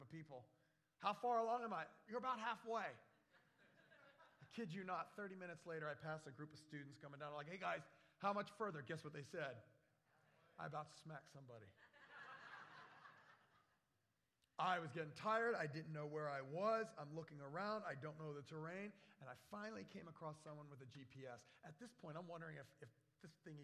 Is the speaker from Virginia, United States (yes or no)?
yes; Virginia, United States; moved away; also born or lived in Florida / Wisconsin; the mountains I grew up in Virginia.